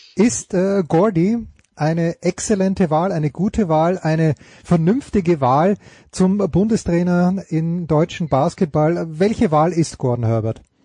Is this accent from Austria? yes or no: yes; Austria; als Österreicher